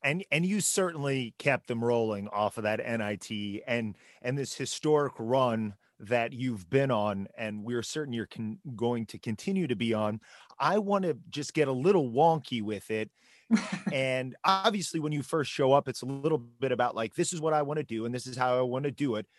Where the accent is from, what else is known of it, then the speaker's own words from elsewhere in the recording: Peru, Indiana, United States; I grew up in Peru, Indiana.